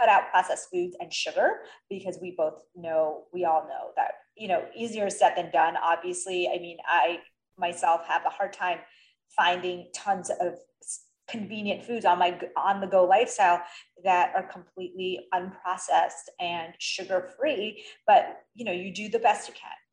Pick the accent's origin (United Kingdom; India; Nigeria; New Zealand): India; I'm Indian and I grew up vegetarian